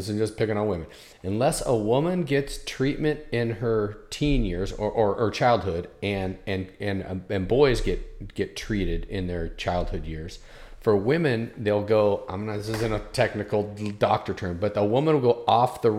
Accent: Oregon, United States; also born or lived in Southern California; I was born in Southern California, moved to Oregon, lived there most of my life.

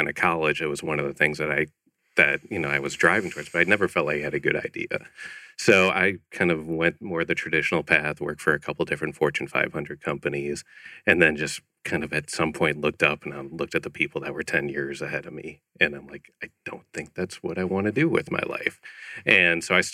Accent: Chicago, Illinois, United States; moved away as an adult; also born or lived in Ohio; now in Scottsdale, United States; I grew up in Chicago area

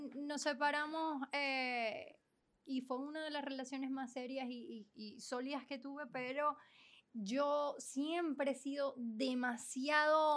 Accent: Venezuela; moved away; fue como sentirme que nunca había salido de Venezuela.

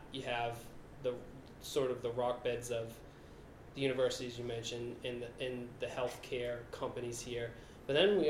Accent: Millbury, Massachusetts, United States; I grew up in Millbury.

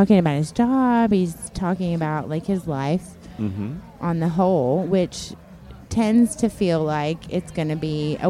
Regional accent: Chattanooga, Tennessee, United States; Tennessee. Chattanooga, Tennessee.

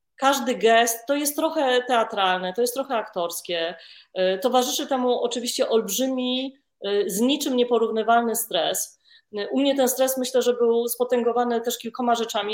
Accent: Warsaw, Masovian Voivodeship, Poland; ja jestem panienką z Warszawy, z dobrego domu

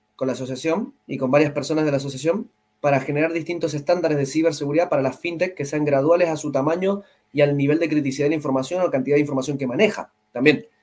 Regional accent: Mendoza, Argentina; Yo vengo de Mendoza, Argentina

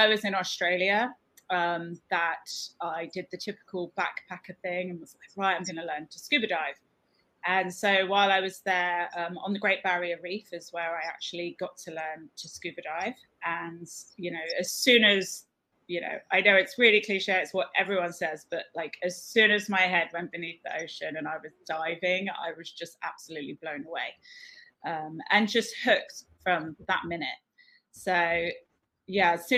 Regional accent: Cornwall, South West England, United Kingdom; now in The Bahamas; I'm from Cornwall originally in the UK. And I grew up there just by the ocean.

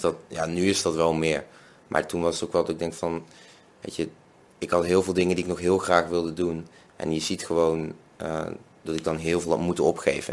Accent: Venlo, Limburg, Netherlands; now in Nijmegen, Netherlands; ik kom uit Venlo, woon in Nijmegen

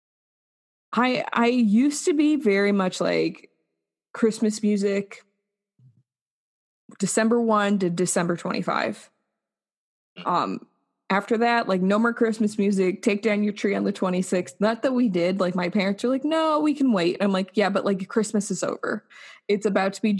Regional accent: United States; we as Americans

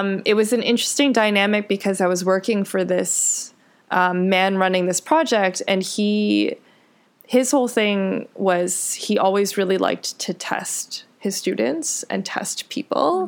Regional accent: Richmond Hill, Ontario, Canada; also born or lived in Scarborough; I was born in Scarborough, which is where my parents spent, I guess, their high school and university years. Um, and then I was actually raised in Richmond Hill

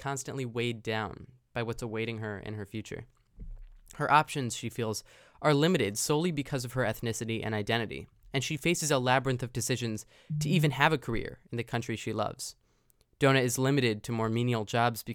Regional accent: Chicago, Illinois, United States; I'm from the Chicago area

